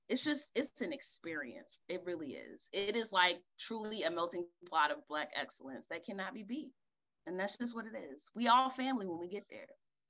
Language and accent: English; North Carolina, United States; also born or lived in Chapel Hill, North Carolina; I'm from North Carolina, so one who grew up going to A&T's homecoming many, many years as a child.